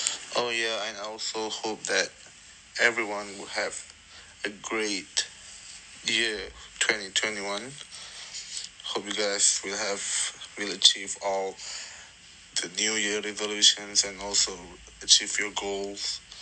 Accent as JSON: {"language": "English", "country": "Malaysia", "moved": "as an adult", "lives_now": "New Zealand", "said": "as I'm living far from my family. With the travel restrictions, it makes me hard to go back to Malaysia, which is my home country"}